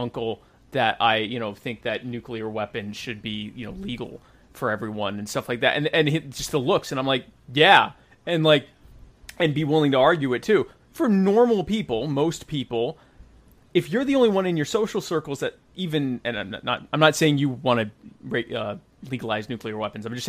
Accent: the South, United States; moved away; I grew up in the South

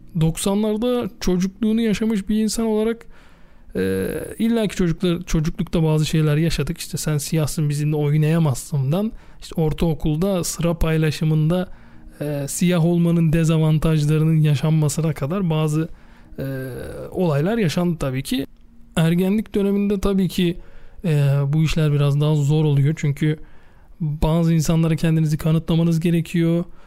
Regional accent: Turkey; bir Türk olarak

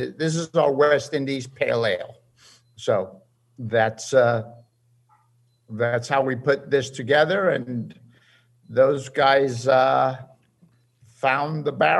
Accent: Spain; moved away; I grew up in Spain of a Spanish mother

